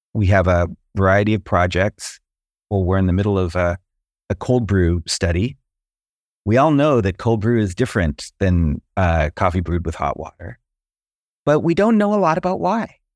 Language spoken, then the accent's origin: English; San Diego, California, United States; moved away; also born or lived in North Carolina; I grew up in Southern California, near San Diego, kind of a beach town.